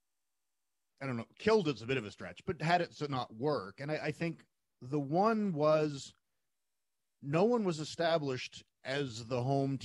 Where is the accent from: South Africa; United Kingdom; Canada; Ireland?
Canada; Calgary, Alberta; in my hometown